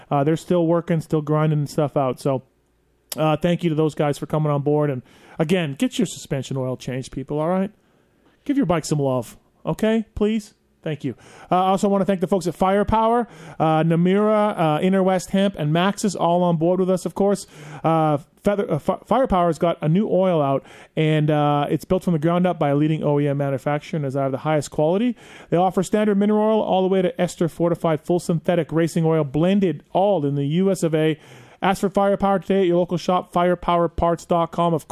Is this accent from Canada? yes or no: yes; Canada; proud to say that insulin for diabetes was invented right there in my home country of Canada.